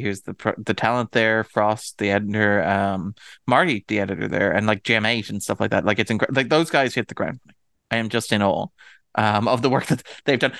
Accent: Ireland; I'm Irish

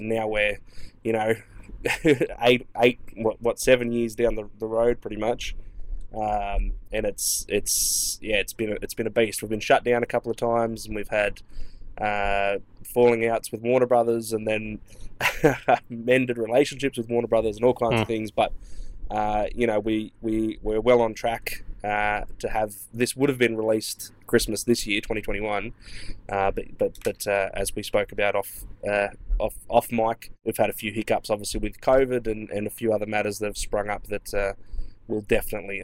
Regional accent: Australia; accent: Australian; from Australia, if you can't tell by my accent

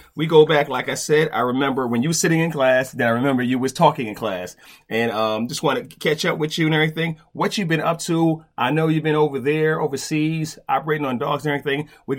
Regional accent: New York, United States; I'm from New York.

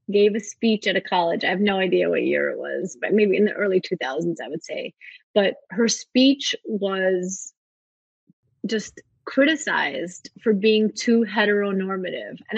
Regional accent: Russia; born there; Like I was born in Russia during the Soviet Union.

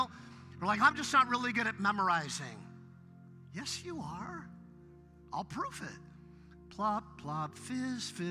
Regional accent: Westlake Village, California, United States; also born or lived in Ventura, California; I was raised in Westlake Village

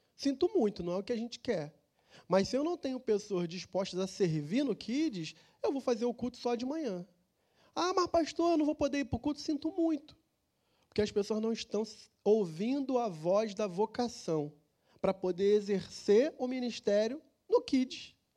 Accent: Rio de Janeiro, Brazil; lá no meu bairro tinha a escola de samba

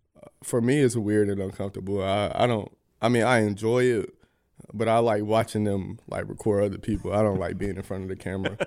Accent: Atlanta, Georgia, United States; moved away; my hometown

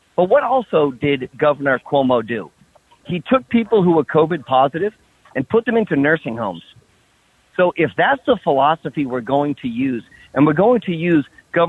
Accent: New Hampshire, United States; in my home state of New Hampshire

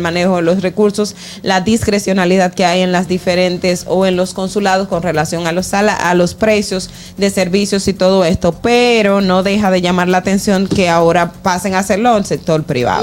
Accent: Independencia, Dominican Republic; la provincia Independencia, de donde yo soy

